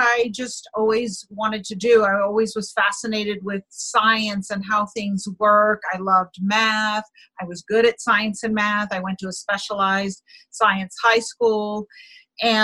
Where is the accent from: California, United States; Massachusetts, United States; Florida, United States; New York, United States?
New York, United States; New York City; I grew up in New York City